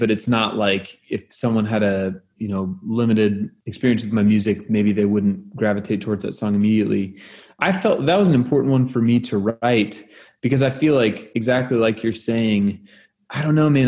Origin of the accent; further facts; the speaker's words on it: Oklahoma, United States; I'm from Oklahoma